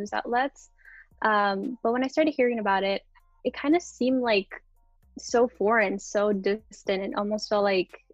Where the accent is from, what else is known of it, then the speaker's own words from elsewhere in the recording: Oxnard, California, United States; I was born and raised in Oxnard.